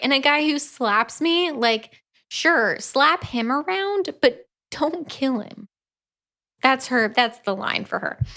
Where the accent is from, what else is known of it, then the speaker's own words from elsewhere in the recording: Orlando, Florida, United States; I grew up in Orlando